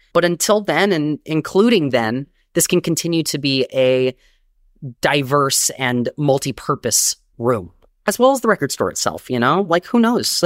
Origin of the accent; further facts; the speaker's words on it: Long Beach, California, United States; moved away as an adult; also born or lived in Inland Empire, California; now in New York, United States; I grew up in Long Beach, California, where I was born, and I moved to New York, um, twelve years ago